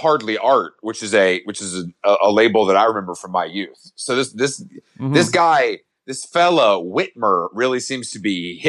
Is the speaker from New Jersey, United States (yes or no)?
no; Georgia, United States; from, I'm from Georgia, so I'm very familiar with Alabama.